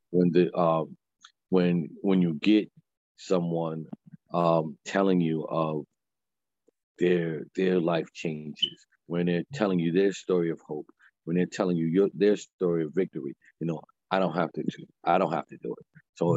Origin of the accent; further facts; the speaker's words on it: New York City, New York, United States; moved away as an adult; now in Allentown, United States; I'm born and raised in Harlem, but the work that I'm doing, I'm doing in Allentown, Pennsylvania